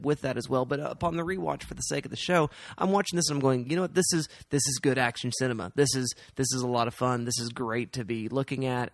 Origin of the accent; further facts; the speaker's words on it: Oklahoma, United States; We are from Oklahoma